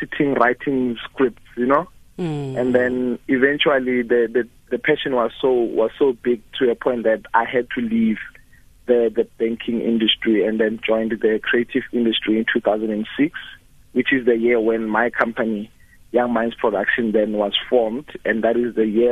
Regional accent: Orange Farm, Gauteng, South Africa; I grew up in Orange Farm. That is where I did my primary school as well as my high school

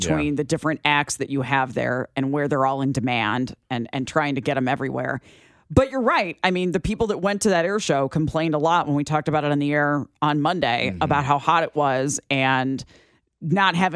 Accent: Chicago, Illinois, United States; now in Kansas City, United States; I'm from Chicagoland-ish, so I had a lot of family that was watching the Bears game

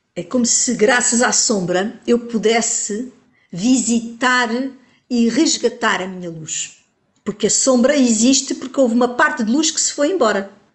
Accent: Portugal; Como portuguesa que sou

